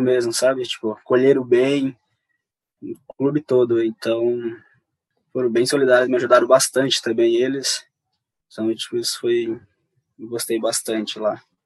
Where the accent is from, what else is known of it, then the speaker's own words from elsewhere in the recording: Satubinha, Maranhão, Brazil; moved away; tem um povoado onde eu moro, que chama Timorante, onde eu nasci lá